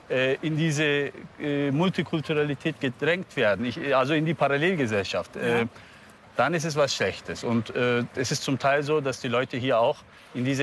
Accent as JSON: {"language": "German", "town": "Munich", "region": "Bavaria", "country": "Germany", "tie": "born or raised there", "said": "Ich bin in München geboren, ja."}